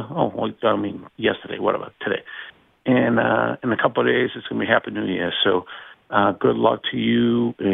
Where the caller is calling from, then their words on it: New England, United States; And I'm calling from New England.